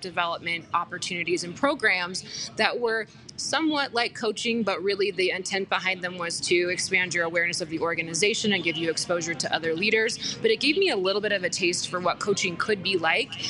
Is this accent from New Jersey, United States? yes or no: no; Aurora, Colorado, United States; also born or lived in Boulder / Denver; I grew up in Aurora, went to school in Boulder, finished school in Denver